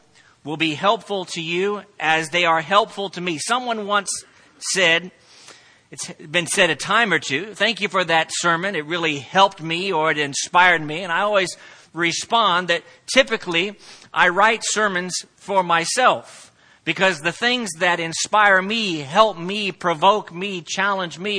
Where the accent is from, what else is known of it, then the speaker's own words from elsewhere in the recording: Plainfield, Indiana, United States; moved away as an adult; also born or lived in Crawfordsville, Indiana / Santee, California; now in El Cajon, United States; I was born and raised in Central Indiana, growing up in Plainfield, which is right outside of Indianapolis